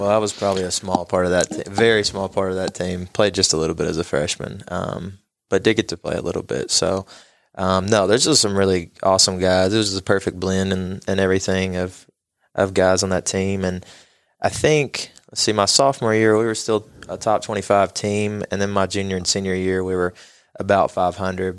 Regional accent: Knoxville, Tennessee, United States; moved away as an adult; now in Johnson City, United States; I was born in Knoxville and came from a place that was just a little bit bigger

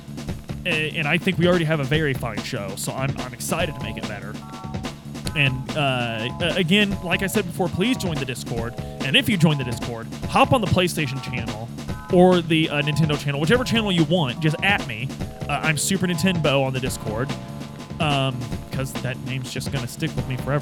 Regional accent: United States

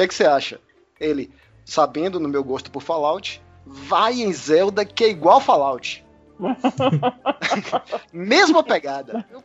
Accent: Salvador, Bahia, Brazil; now in Brasília, Brazil; eu, eu, eu sou de Salvador, mas moro em Brasília atualmente.

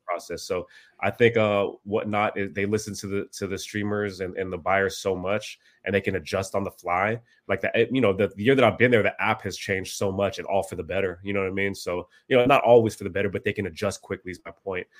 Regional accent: Bay Area, California, United States; also born or lived in Philippines; I was born in the Philippines, uh, and then we came here, uh, when I was pretty young, uh, and I've pretty much spent my whole life here in the Bay Area, California

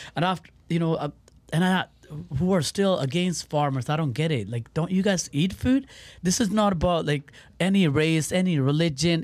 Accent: Surrey, British Columbia, Canada; moved away as an adult; also born or lived in Birmingham, United Kingdom; I grew up in Surrey, uh, you know, um, Vancouver area

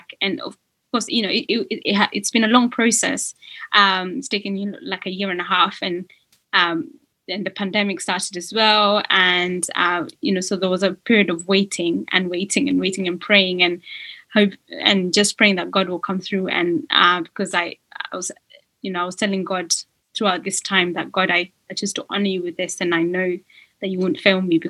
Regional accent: Kenya; now in United Kingdom; I was born in Kenya and I'd been naturalized as a British citizen

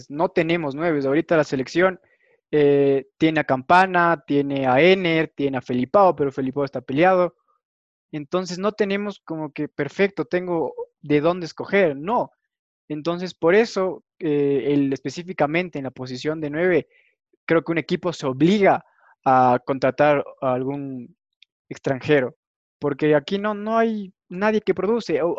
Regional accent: Ecuador; yo soy ecuatoriano y si quieres para irme a tu ciudad me tienes que dar un departamento

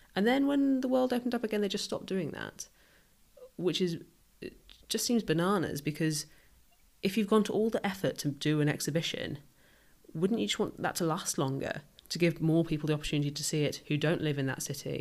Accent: rural Northamptonshire, East Midlands, United Kingdom; moved away as an adult; also born or lived in London; now in Southampton, United Kingdom; I grew up somewhere, uh, super rural

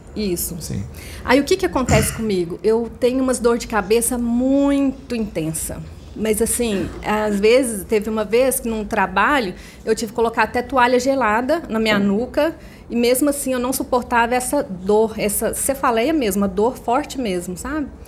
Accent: Nova Serrana, Minas Gerais, Brazil; Eu sou de Nova Serrana, Minas Gerais

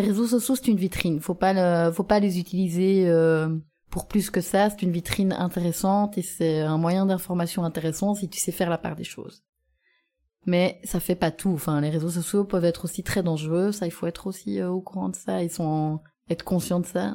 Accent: Gembloux, Wallonia, Belgium; moved away as an adult; also born or lived in Louvain-la-Neuve; now in Auderghem, Belgium; j'habite à Odergem mais je viens de Jean Blou

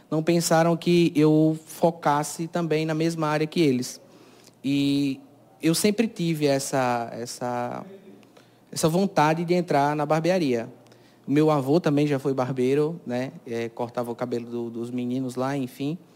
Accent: Cajazeiras, Paraíba, Brazil; É, eu nasci aqui mesmo, na cidade, né? Sou natural daqui de Cajazeiras, é, resido na, no distrito de Serra da Arara

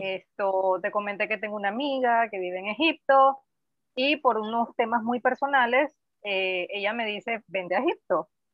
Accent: Panama; Yo soy panameña

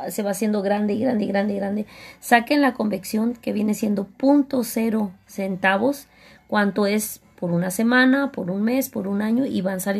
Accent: Baja California, Mexico; Así es, vengo de Baja California.

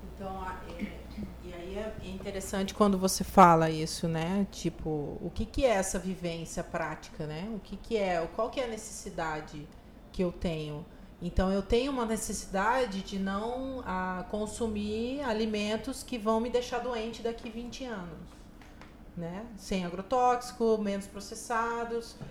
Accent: Maringá, Paraná, Brazil; also born or lived in Rio Grande do Norte / Recife; now in Nova Friburgo, Brazil; eu sou do norte do Paraná, do interior do Paraná, de Maringá

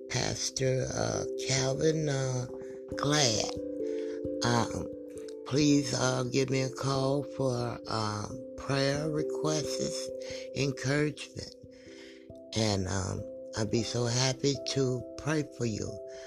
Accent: Detroit, Michigan, United States; I was born in Detroit, Michigan, and raised.

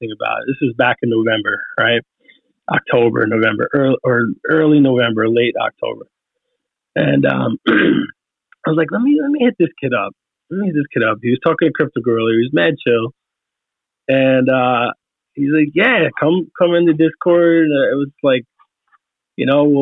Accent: New York, United States; I'm from New York. I have a certain work ethic. I worked in New York City

